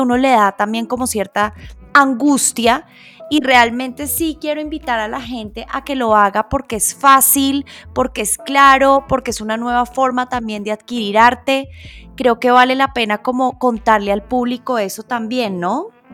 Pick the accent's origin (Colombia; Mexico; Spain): Colombia; como colombianos